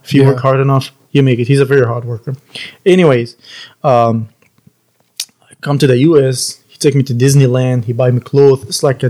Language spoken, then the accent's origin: English; Egypt; English is a second language; also born or lived in Queens, New York / Florida; now in United States; From Egypt. I'm Egyptian.